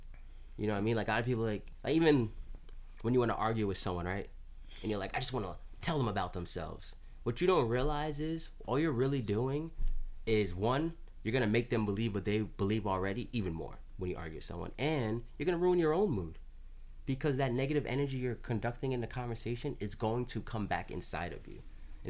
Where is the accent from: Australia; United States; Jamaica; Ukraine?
Jamaica; Like we're from, like even us, me and Asante, we're from Jamaica, per se.